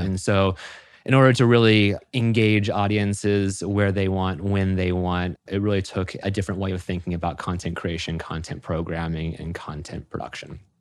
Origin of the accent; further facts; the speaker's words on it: Florida, United States; moved away as an adult; I had moved up from my hometown in Florida